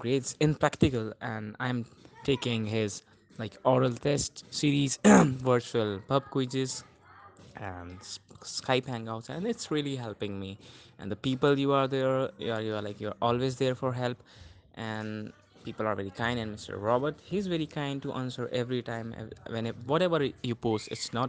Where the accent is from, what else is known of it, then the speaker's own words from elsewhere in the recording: India; I'm from India